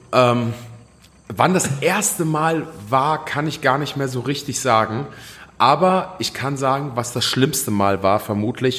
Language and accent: German; near Wetzlar, Hesse, Germany; ich komme aus der Nähe von Wetzlar. Das wiederum ist in der Nähe von Gießen.